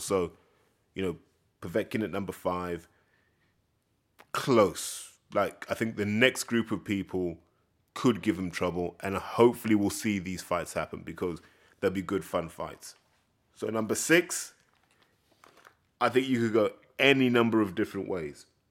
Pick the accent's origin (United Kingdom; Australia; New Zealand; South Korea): United Kingdom; the British hooligan spirit